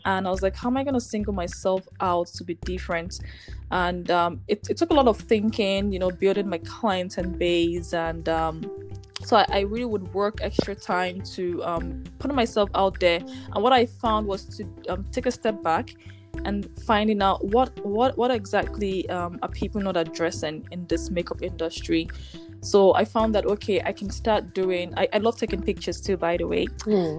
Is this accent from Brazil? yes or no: no; Nigeria; moved away as an adult; now in Ontario, Canada; coming into Canada as an immigrant, you know, um, from Nigeria, from Ni- I'm from Nigeria